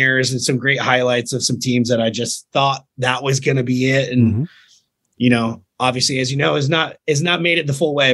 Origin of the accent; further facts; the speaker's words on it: Richmond, Virginia, United States; also born or lived in North Carolina; I grew up in North Carolina and Virginia, same as my father